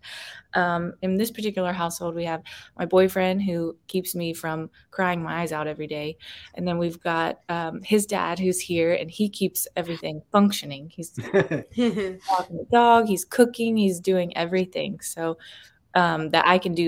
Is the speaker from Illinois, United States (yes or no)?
no; Dallas, Texas, United States; moved away; I grew up in Texas, and so right by Mexico